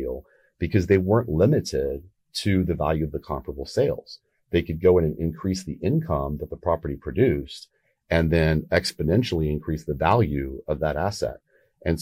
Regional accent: Texas, United States; I'm from Texas

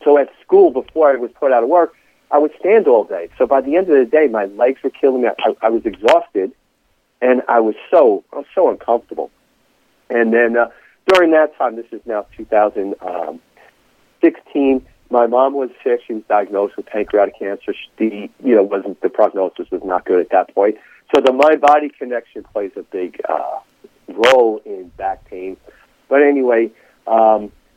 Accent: Palisades Park, New Jersey, United States; I grew up in Palisades Park, where I'm currently Palisades Park, New Jersey, where I'm currently a teacher there

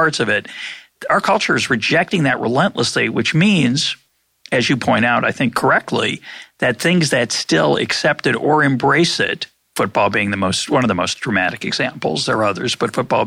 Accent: Lexington, Massachusetts, United States; also born or lived in the South; I grew up in Lexington, Massachusetts

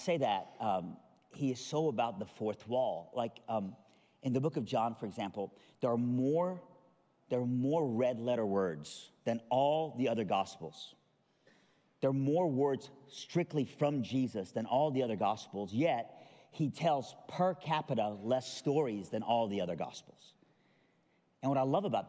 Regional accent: Iran; I'm from Iran.

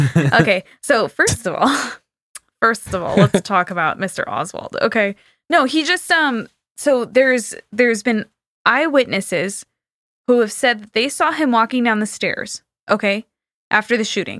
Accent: California, United States; I'm from California and there's no snow there

